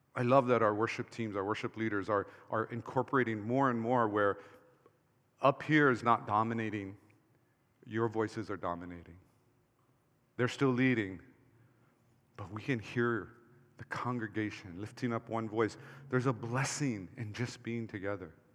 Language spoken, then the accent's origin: English; Hawaii, United States; when I grew up in Hawaii